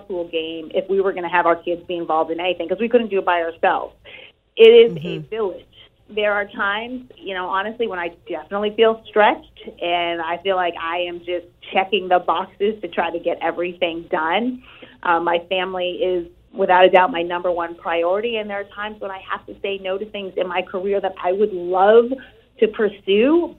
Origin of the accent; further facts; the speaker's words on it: New England, United States; here in New England, in my hometown, my area.